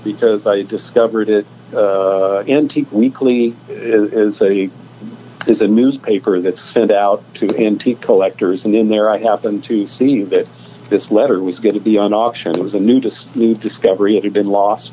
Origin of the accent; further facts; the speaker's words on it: Decatur, Illinois, United States; also born or lived in Venice, California; now in California, United States; I'm from Illinois, and I'm from the land of Lincoln. I'm from Decatur